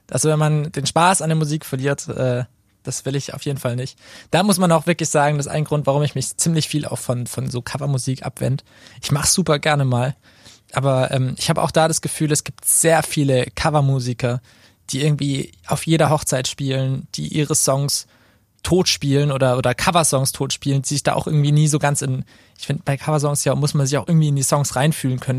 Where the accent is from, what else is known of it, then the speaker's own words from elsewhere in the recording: Karlsruhe, Baden-Württemberg, Germany; now in Fellbach, Germany; ich komme aus Krötzing.